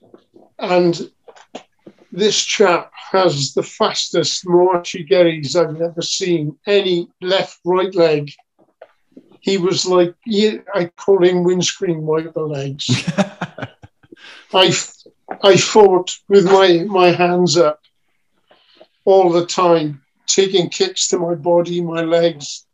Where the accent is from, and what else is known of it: Wales, United Kingdom